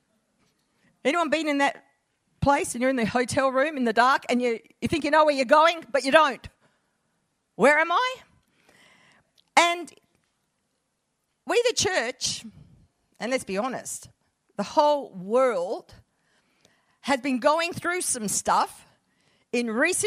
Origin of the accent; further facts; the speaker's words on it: Perth, Western Australia, Australia; moved away; I'm a Perth girl originally